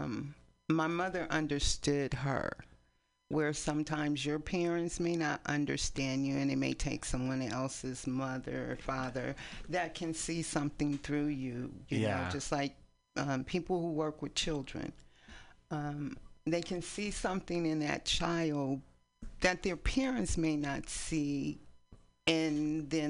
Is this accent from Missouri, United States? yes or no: no; East Palo Alto, California, United States; moved away as an adult; also born or lived in San Francisco, United States; now in Oakland, United States; We grew up in East Palo Alto.